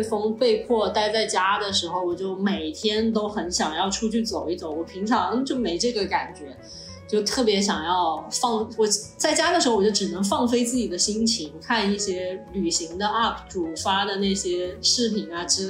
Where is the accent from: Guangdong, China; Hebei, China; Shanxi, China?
Guangdong, China; 因为从小在这边长大，所以我我也会讲广东话嘛。